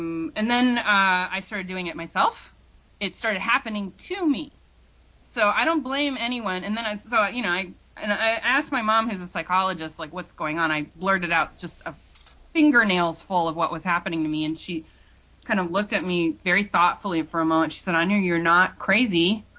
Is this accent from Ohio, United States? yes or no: yes; Ohio, United States; now in New York, United States; I live in New York. No way, really? But I don't sound like it, no, because I'm from Ohio.